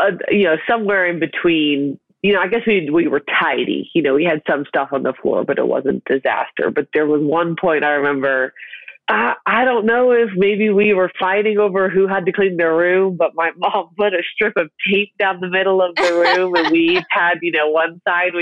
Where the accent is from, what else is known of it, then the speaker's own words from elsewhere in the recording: South Carolina, United States; I am from South Carolina